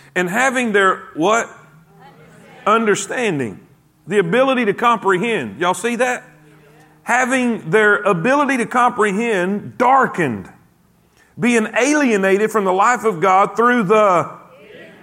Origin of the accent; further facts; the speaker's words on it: South Florida, United States; moved away as an adult; also born or lived in South Carolina; I grew up in South Florida.